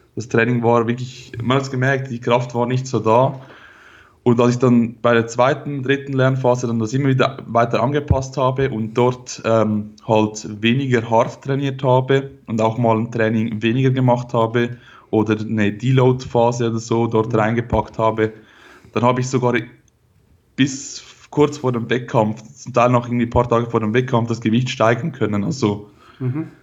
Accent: Switzerland; Ich komme aus der Schweiz, wie man hört

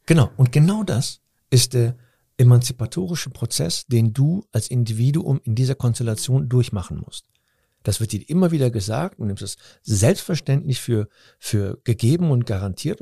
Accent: Cologne, North Rhine-Westphalia, Germany; ich bin in Deutschland aufgewachsen, in einer türkischen Familie

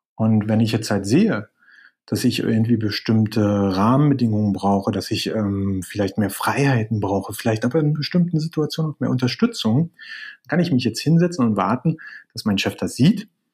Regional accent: Berlin, Germany; moved away as an adult; also born or lived in near Alicante, Spain; now in Spain; bin gebürtiger Berliner, das ist vielleicht nur interessant, äh, lebe gerade aber äh, etwas südlich von Alicante

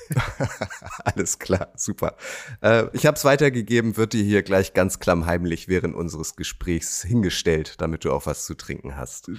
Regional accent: Schenefeld, Schleswig-Holstein, Germany; ich bin in Schenefeld aufgewachsen

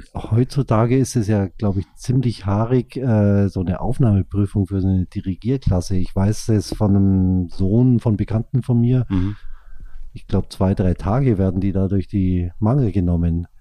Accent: Kempten, Bavaria, Germany; accent: Allgäuer; du kommst ja auch aus Kempten, genauso wie ich

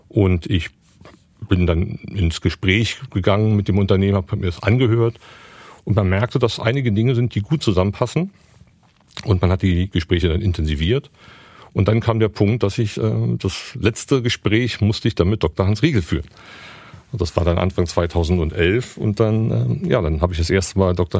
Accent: Berlin, Germany; Ich bin gebürtiger Berliner

